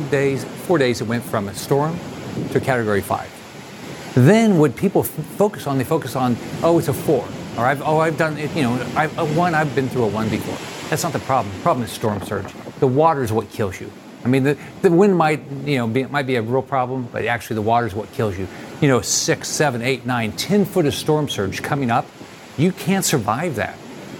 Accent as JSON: {"language": "English", "town": "Naples", "region": "Florida", "country": "United States", "tie": "born or raised there", "said": "I know that we've got in my hometown in Naples as an example."}